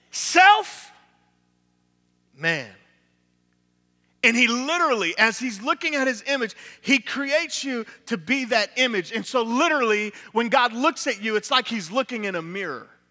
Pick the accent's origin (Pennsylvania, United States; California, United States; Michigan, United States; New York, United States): New York, United States; Niagara Falls; now in Tampa, United States; from Tampa, Florida, originally from Niagara Falls, New York